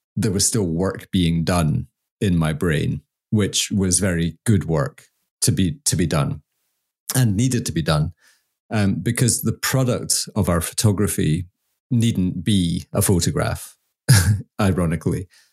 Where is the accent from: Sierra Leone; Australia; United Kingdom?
United Kingdom; Scotland; I'm Scottish